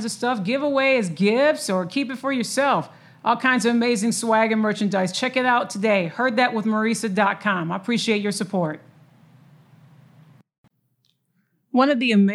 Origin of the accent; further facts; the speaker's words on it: Michigan, United States; now in Texas, United States; I'm originally from the Mitten State